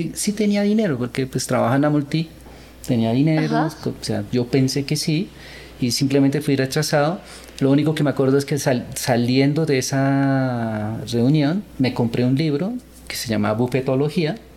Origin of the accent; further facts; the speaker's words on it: Colombia; also born or lived in Seoul, South Korea; Nací en Corea, pero viví, eh, vine cuando era niño a Colombia a, a vivir la cultura latina. Y bueno, así crecí